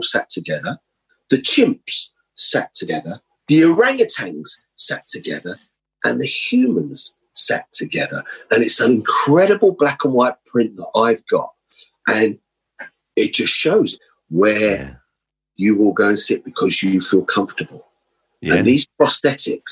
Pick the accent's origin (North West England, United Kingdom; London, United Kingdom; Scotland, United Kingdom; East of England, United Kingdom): London, United Kingdom; I grew up in Holsden, where I went to school.